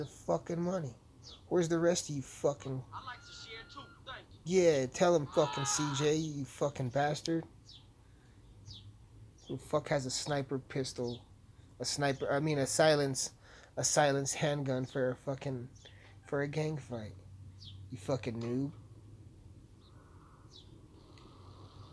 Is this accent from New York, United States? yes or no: no; Alamosa, Colorado, United States; it's about my hometown